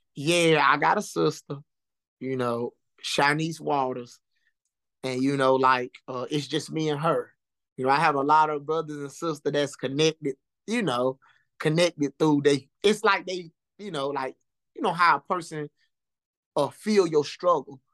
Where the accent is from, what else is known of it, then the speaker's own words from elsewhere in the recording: Lumberton, North Carolina, United States; me growing up in Lumberton